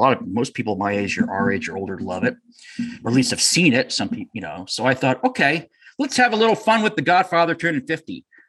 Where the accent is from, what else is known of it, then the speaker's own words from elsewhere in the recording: New Hampshire, United States; moved away as an adult; now in Connecticut, United States; I'm from New Hampshire. I moved to Connecticut when I was, you know, almost 20 years ago, I moved to Connecticut.